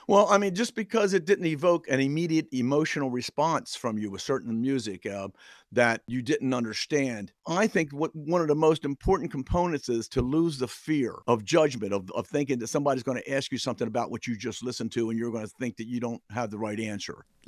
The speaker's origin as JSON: {"language": "English", "town": "New Castle", "region": "Delaware", "country": "United States", "tie": "born or raised there", "said": "I grew up in an area called Newcastle, Delaware"}